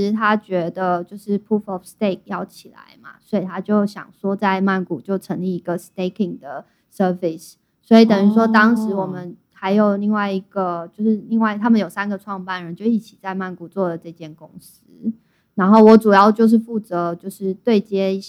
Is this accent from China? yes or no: no; Thailand; 包括因为我是泰国人，我在那边就是税就比较高，